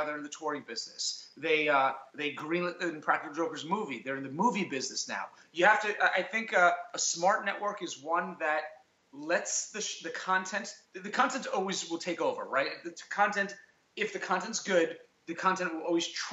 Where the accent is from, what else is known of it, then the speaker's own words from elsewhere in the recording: New York City, New York, United States; We are friends from high school. We grew up in Staten Island.